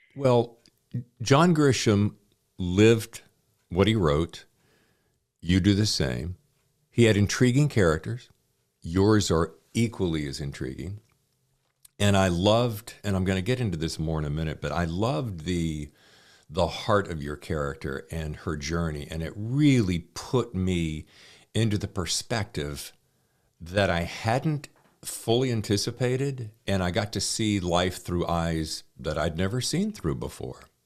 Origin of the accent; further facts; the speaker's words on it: Charlotte, North Carolina, United States; moved away as an adult; now in New York, United States; I grew up in Charlotte